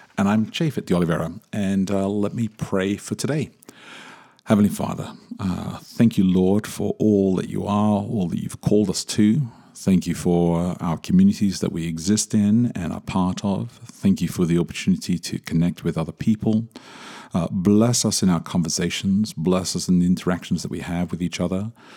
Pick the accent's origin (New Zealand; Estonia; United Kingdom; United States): United Kingdom; England; I grew up in England, born in England, grew up in England